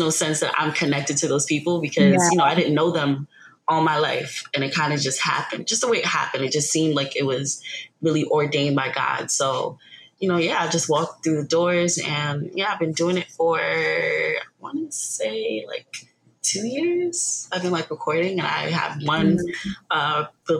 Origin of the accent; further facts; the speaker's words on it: New York, United States; I'm originally from New York.